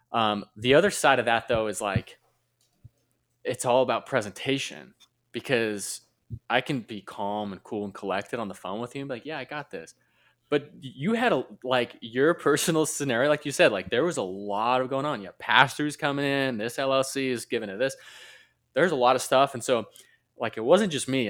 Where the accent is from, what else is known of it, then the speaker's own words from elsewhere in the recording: Utah, United States; born and raised in Utah, same with my wife.